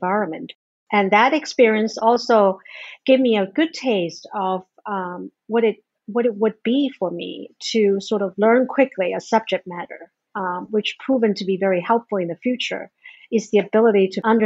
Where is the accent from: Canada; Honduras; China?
China; Hangzhou, Zhejiang; English is a second language; I was born and raised in China in a city called Hangzhou.